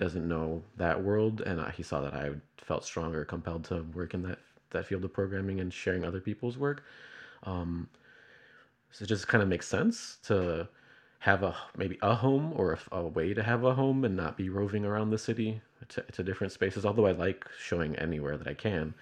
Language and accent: English; Chicago, Illinois, United States; I'm, uh, from Chicago.